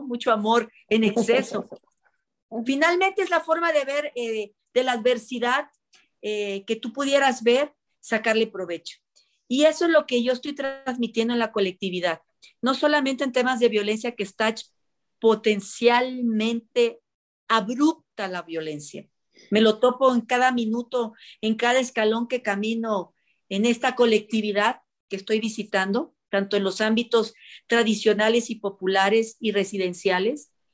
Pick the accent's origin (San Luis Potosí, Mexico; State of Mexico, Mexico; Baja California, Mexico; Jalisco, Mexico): Jalisco, Mexico; Puerto Vallarta; moved away; also born or lived in Central America; yo que venía de, en aquel entonces venía de Jalisco, yo soy de Jalisco, y venía yo de Puerto Vallarta